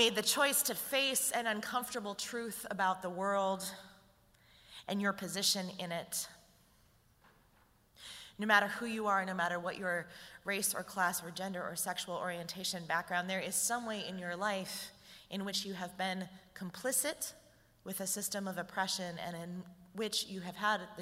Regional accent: St. Paul, Minnesota, United States; I was raised in St. Paul in an extremely white neighborhood in an upper middle class family

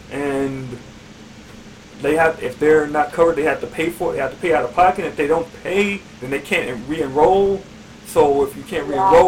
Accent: Chicago, Illinois, United States; I grew up in Bronzeville

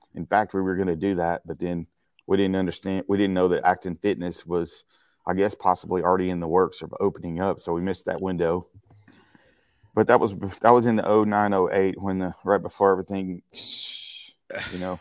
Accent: Marshall, Texas, United States; moved away as an adult; now in Acton, United States; from Marshall, Texas. That's my hometown

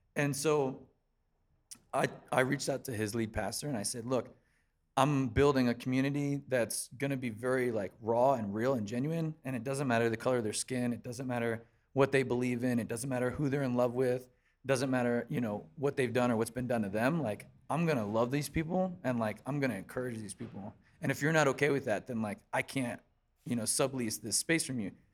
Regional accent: Columbia, South Carolina, United States; moved away as an adult; also born or lived in Pennsylvania; I was pretty much basically born and raised in Columbia, South Carolina, and then in two thousand six, I moved up to Pennsylvania to join the band

